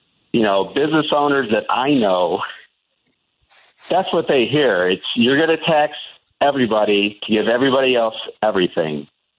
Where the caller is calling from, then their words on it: Albuquerque, New Mexico, United States; also born or lived in Chicagoland; I'm in Albuquerque. I used to live in Chicagoland, and I started listening to this time slot when Dick Kaye started it back in whatever that was, the 90s maybe.